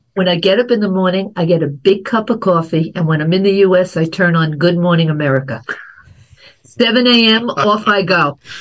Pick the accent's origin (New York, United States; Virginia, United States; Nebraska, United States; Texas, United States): New York, United States; growing up in New York